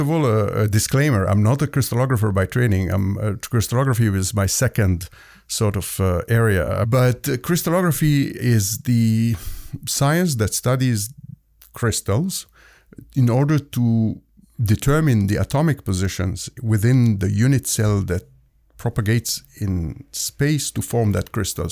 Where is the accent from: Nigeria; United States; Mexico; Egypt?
Egypt; moved away as an adult; also born or lived in Hamilton, Ontario, Canada / Toronto, Canada; now in Halifax, Canada; Originally, I'm from Egypt. I immigrated to Canada